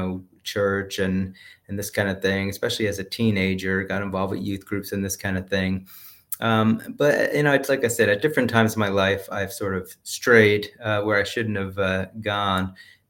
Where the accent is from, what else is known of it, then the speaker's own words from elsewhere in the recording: New Jersey, United States; I grew up Catholic up in New Jersey. I went to Catholic school for elementary and secondary school.